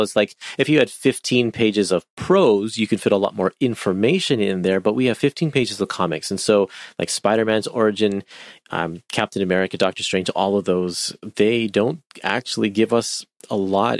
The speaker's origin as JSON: {"language": "English", "country": "Canada", "said": "I'm Canadian"}